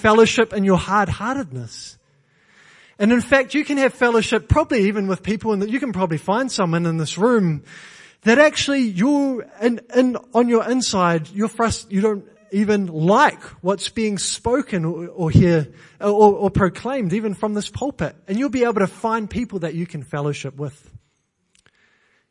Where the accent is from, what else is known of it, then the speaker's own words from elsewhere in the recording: New Zealand; now in England; I'm Kiwi.